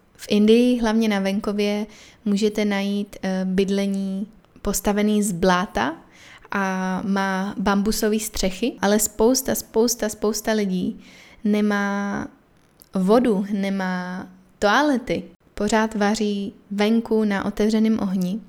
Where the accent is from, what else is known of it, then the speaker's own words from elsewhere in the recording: Czechia; moved away as an adult; now in Chennai, India; jsem jako z Česka